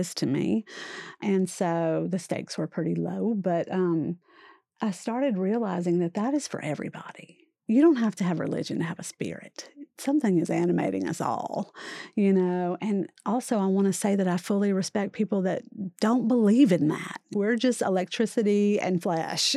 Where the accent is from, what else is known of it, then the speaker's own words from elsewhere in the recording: Louisiana, United States; I grew up in Louisiana, immersed in Catholicism